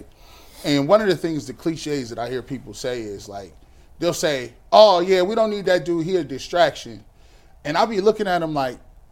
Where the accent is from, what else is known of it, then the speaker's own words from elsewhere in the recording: Kent, Ohio, United States; I'm from Kent. I'm from the suburbs.